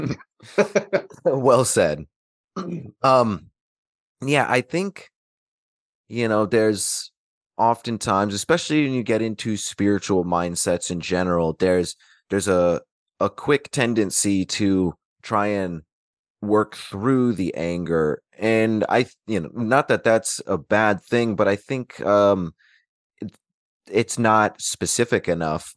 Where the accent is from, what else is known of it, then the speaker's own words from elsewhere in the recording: Alaska, United States; growing up in Alaska